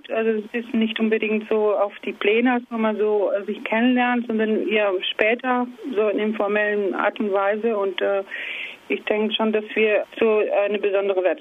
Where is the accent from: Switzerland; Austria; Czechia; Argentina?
Argentina; German is a second language; now in Kassel, Germany; Ich komme äh, ursprünglich aus Argentinien